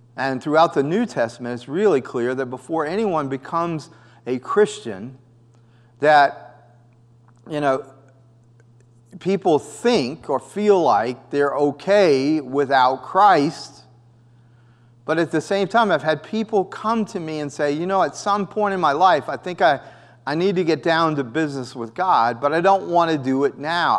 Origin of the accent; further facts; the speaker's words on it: United States; also born or lived in Costa Rica; I was a U S citizen